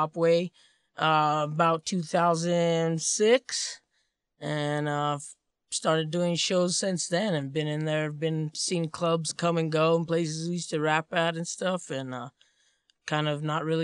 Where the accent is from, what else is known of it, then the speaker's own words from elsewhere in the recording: Santa Fe, New Mexico, United States; from Santa Fe, born and raised in this great city of ours